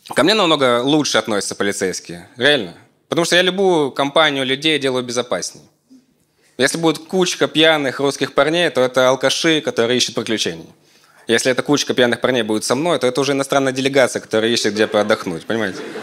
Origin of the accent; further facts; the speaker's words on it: Krasnodar, Krasnodar Krai, Russia; у меня все детство прошло в Краснодаре